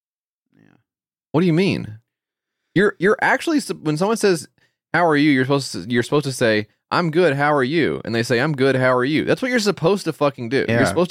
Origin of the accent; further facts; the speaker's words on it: Ukraine; I'm from Ukraine, and I find it really strange when people say they're not a big fan of instead of saying they don't like something.